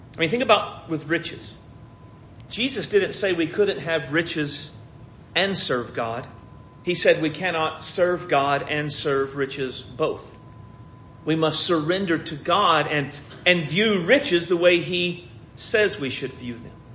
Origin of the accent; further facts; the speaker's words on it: United States; I've never been anything but an American